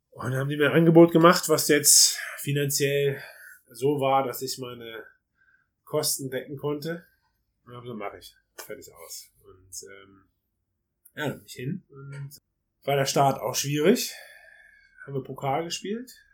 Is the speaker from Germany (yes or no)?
yes; Germany; bei uns in Deutschland